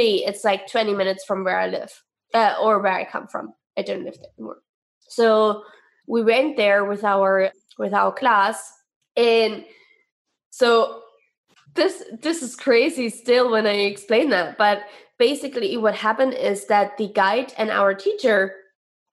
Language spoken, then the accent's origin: English; East Germany, Germany; we are from East Germany